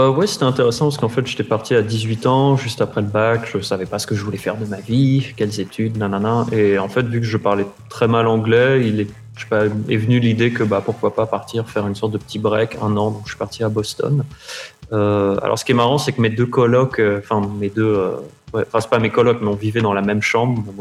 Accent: Paris, Île-de-France, France; wo shi ba li ren. Genre je suis parisien, c'était les trois mots que je savais, que je savais faire.

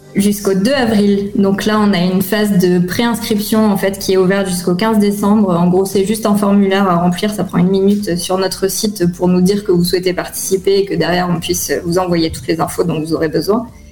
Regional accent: Clermont-Ferrand, Auvergne-Rhône-Alpes, France; moved away as an adult; also born or lived in Paris; now in Tel Aviv, Israel; je suis née à Clermont-Ferrand en France

